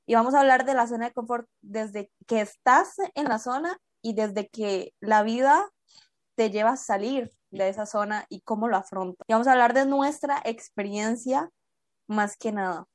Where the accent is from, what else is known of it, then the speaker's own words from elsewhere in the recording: Costa Rica; tengo 19 años en este momento y soy de Costa Rica.